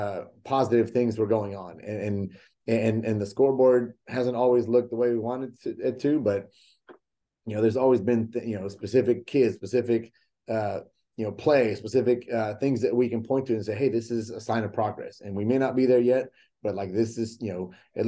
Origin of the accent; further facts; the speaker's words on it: Mexico; born there; English is a second language; yes, I was born in Mexico. I didn't know how to speak English, and I went to college